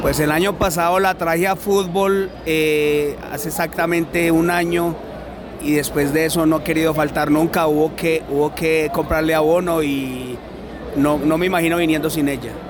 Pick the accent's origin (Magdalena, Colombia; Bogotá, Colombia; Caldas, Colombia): Caldas, Colombia; Manizales; Yo de, Manizales? del barrio La Arboleda.